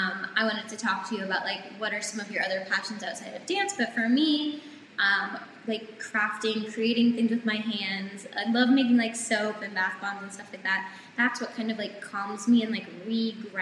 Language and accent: English; Somerville, Massachusetts, United States; I'm from just outside Boston, a city called Somerville, so we have a subway.